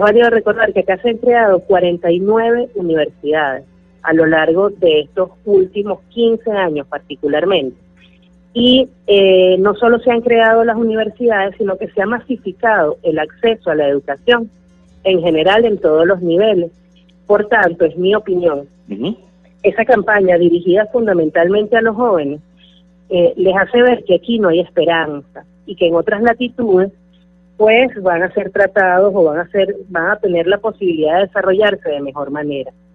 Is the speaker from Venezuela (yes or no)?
yes; Venezuela; nuestro país